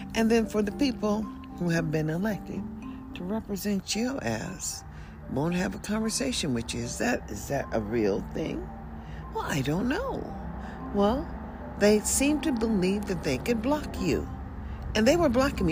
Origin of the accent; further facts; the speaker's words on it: United States; also born or lived in Nevada; I am an American and I am a citizen.